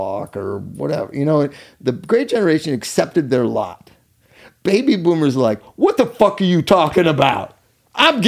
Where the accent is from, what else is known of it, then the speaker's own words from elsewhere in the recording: Culver City, California, United States; the sanitarium I grew up in Culver City, my family's sanitarium, when I'd go there after school.